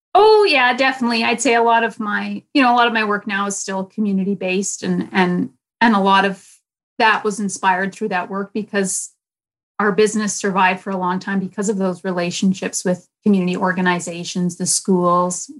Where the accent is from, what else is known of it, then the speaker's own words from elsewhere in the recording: Winnipeg, Manitoba, Canada; I grew up in North Kildonan